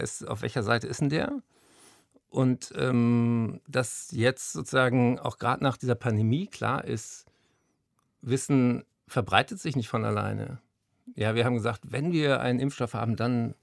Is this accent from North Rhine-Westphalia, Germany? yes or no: no; Berlin, Germany; ich bin ja hier in Berlin zur Schule gegangen